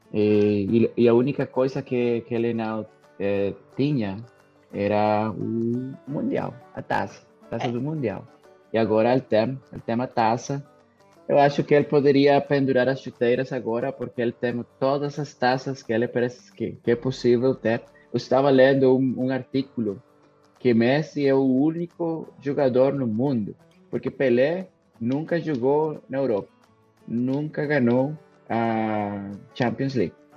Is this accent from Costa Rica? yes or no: yes; Costa Rica; Portuguese is a second language; minha seleção, Costa Rica